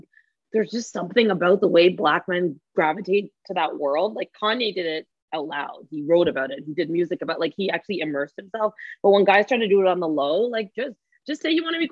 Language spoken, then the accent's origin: English; Toronto, Ontario, Canada; I'm from Scarborough